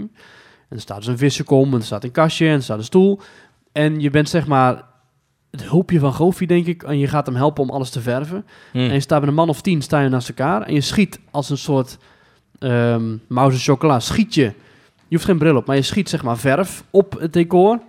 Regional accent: Netherlands; wij als Nederlander

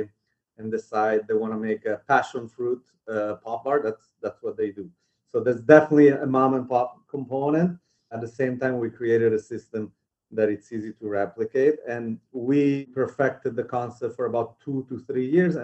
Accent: Italy; moved away as an adult; now in New York City, United States; I grew up in Italy, and I moved to New York for college when I was 18.

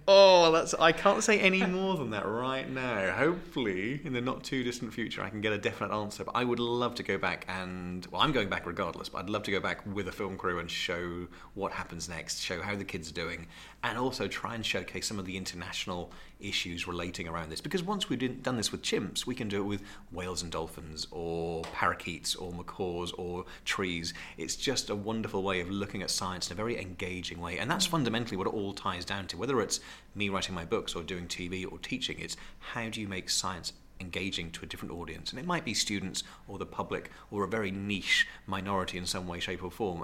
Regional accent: Great Yarmouth, East of England, United Kingdom; I'm Norfolk, born and bred. I was born and raised in Great Yarmouth, which I'm very proud

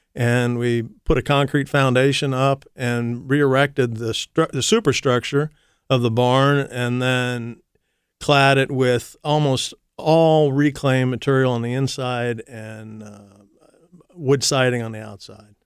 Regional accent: Columbus, Ohio, United States; also born or lived in Massachusetts / Idaho; I'm a Columbus boy, actually. I was born in Massachusetts. My family moved to Columbus when I was six, so I'm pretty much a Columbus guy

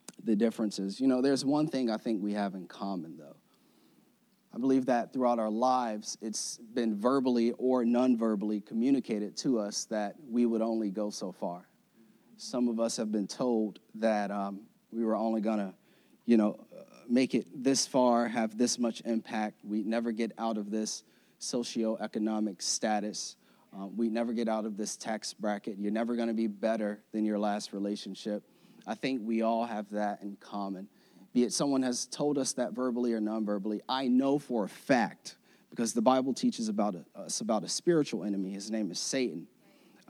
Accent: Florida, United States; I'm from Florida

